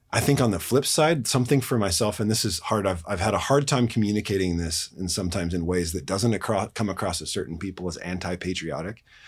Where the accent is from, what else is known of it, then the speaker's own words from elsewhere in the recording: United States; we as American Christians